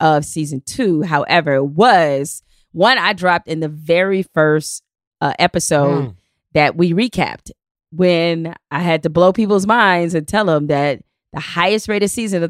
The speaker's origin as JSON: {"language": "English", "town": "Detroit", "region": "Michigan", "country": "United States", "said": "Because I'm from Detroit"}